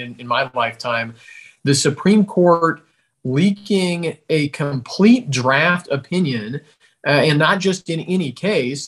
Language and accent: English; Seattle, Washington, United States; I grew up in the Seattle area